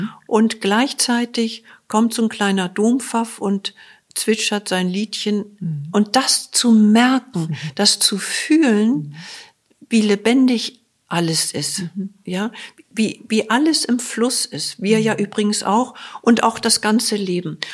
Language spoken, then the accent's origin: German; Germany; wir als Deutsche